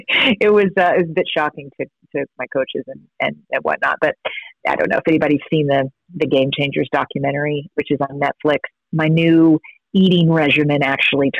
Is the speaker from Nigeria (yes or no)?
no; Kentucky, United States; I grew up in Kentucky